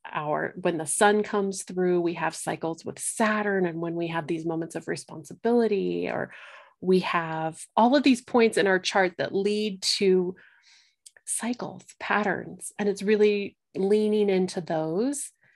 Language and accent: English; Colorado, United States; I, um, live in Colorado, born and raised in Colorado